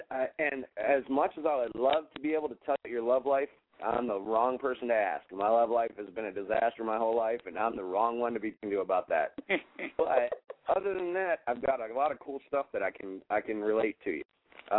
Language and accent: English; Elizabeth, New Jersey, United States; born there; I was born in Elizabeth, at St. Barnabas, St. Louis Hospital.